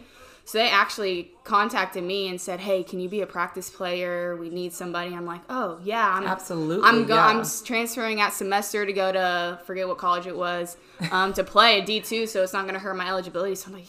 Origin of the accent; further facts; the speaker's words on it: Salina, Kansas, United States; came back to my hometown, Salina